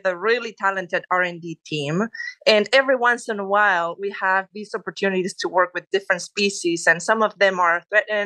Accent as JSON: {"language": "English", "country": "Spain", "second_language": "English", "moved": "as an adult", "lives_now": "Texas, United States", "said": "As you can tell, I'm originally from Spain"}